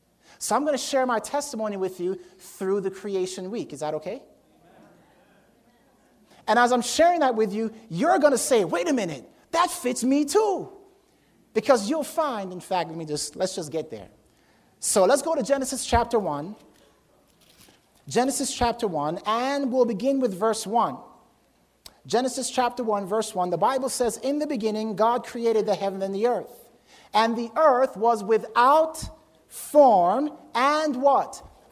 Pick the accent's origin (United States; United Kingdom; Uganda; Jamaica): Jamaica; born there; I was born in Jamaica. Not that Jamaica was an empty, void, dark place. I just happened to be born in Jamaica.